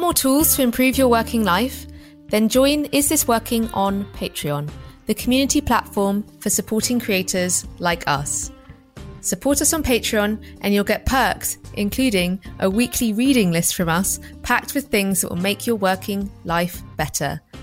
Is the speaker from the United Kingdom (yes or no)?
yes; England, United Kingdom; we grew up in England